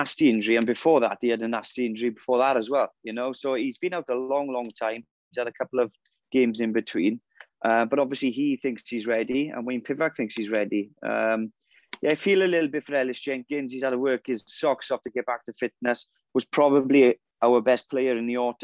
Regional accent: Wales, United Kingdom; as a Welsh public and fans

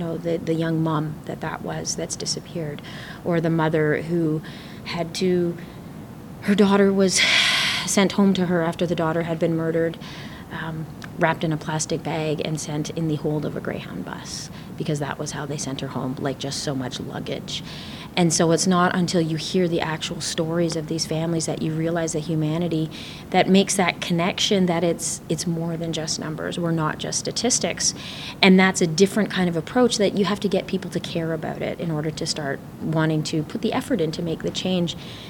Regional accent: Wikwemikong First Nation, Manitoulin Island, Ontario, Canada; I'm from the Wequamacong First Nation on Manitoulin Island

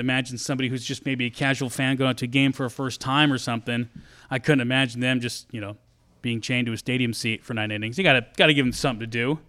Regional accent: Eastern Oregon, United States; the team I was on from Eastern Oregon were just like a bunch of little tiny towns that made up our, our Tri-County All-Star team

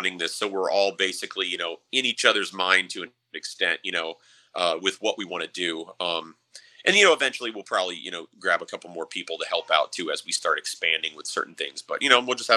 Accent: Arizona, United States; growing up in Arizona, like I remember as a kid going in the desert for, you know, days.

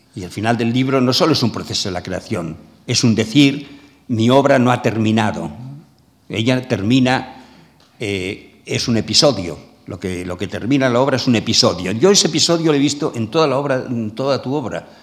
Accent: Maresme, Catalonia, Spain; somos los dos del Maresma, o sea, de una zona del litoral catalán

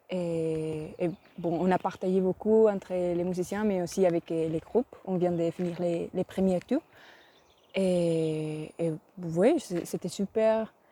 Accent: Spain; French is a second language; Je viens d'Espagne et j'ai 20 ans.

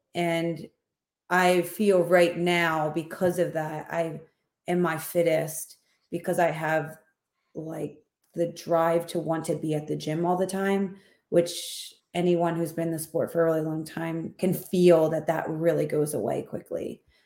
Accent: Philadelphia, Pennsylvania, United States; accent: Philadelphia; moved away as an adult; now in Houston, United States; I was born and raised in Philadelphia, and my whole family lives there

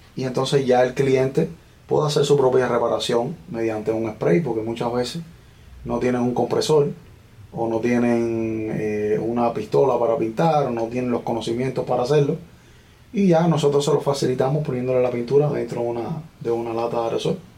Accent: Villa Clara, Cuba; moved away as an adult; now in United States; Bueno, yo soy cubano. Nací en la provincia de Villa Clara, en la parte central de Cuba. Y de allá vengo.

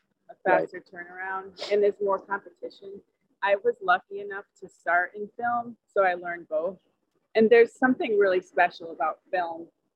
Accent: Canton, Connecticut, United States; I grew up actually in Canton.

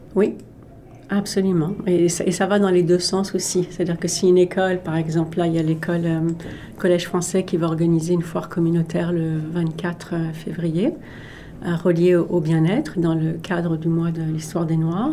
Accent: Paris, Île-de-France, France; moved away as an adult; now in Canada; J'ai grandi en France

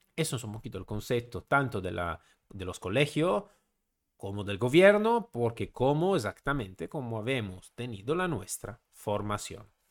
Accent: Italy; Spanish is a second language; Siendo italiano no puedo pedir la ciudadanía española porque soy italiano

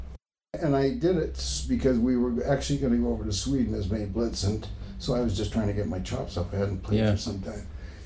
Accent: Victoria, British Columbia, Canada; moved away; He and I, yeah, we're both from Victoria.

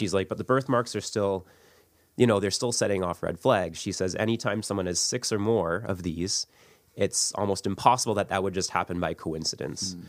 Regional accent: St. Catharines, Ontario, Canada; I grew up in Saint Catharines.

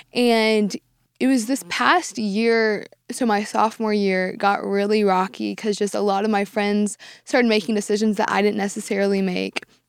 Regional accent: Dallas, Texas, United States; I've lived in Dallas my entire life

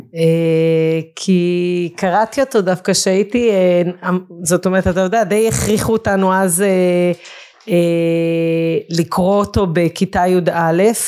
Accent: Israel; גדלתי בקיבוץ

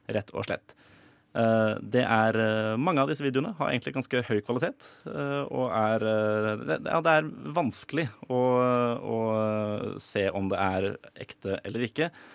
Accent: Drøbak, Akershus, Norway; jeg kommer fra Drøbak

